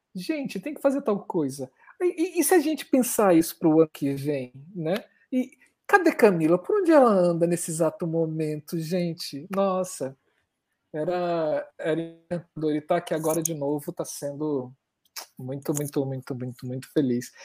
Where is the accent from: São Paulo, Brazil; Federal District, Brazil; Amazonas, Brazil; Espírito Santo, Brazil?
Federal District, Brazil; Brasília; eu sou de Brasília